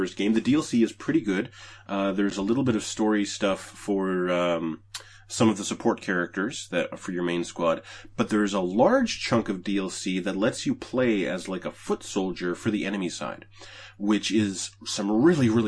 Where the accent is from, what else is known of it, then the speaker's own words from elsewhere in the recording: Canada; I'm from Canada. I live in Canada.